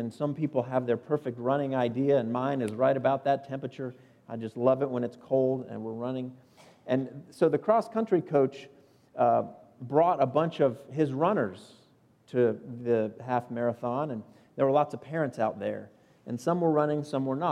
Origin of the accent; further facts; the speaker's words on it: South Florida, United States; moved away as an adult; now in Upstate South Carolina, United States; I grew up in South Florida.